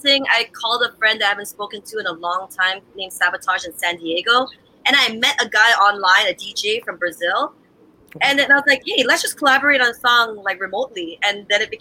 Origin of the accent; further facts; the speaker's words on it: Canada; moved away as an adult; also born or lived in United States / Jamaica; I grew up in Canada. I worked in America.